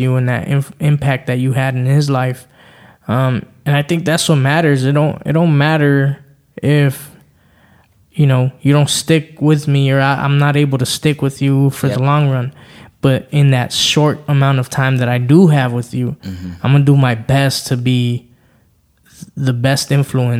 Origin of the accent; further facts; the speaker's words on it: Los Angeles, California, United States; I grew up in LA, right? I grew up in the hood. I grew up in the Crenshaw area